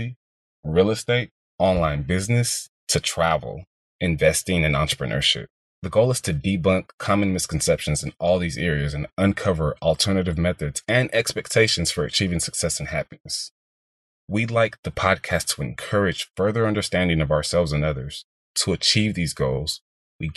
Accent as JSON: {"language": "English", "town": "Houston", "region": "Texas", "country": "United States", "tie": "born or raised there", "also_born_or_lived": "Boston, Massachusetts", "said": "I grew up in the heart of Houston, Texas."}